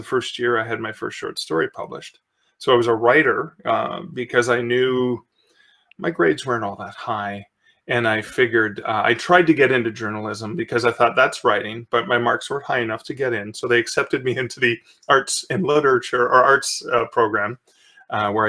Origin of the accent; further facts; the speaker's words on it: Sudbury, Ontario, Canada; I grew up in Sudbury, Ontario, which is in mid-northern Ontario.